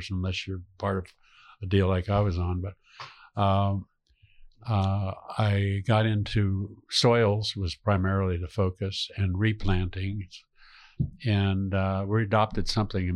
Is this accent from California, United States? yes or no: yes; San Francisco, California, United States; growing up in San Francisco